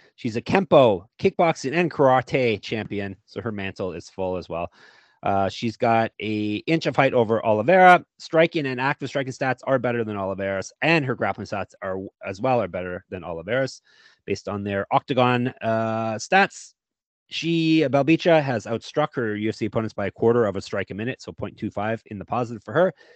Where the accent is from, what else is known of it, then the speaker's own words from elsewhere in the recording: Stoney Creek, Ontario, Canada; Canada, of course, my home country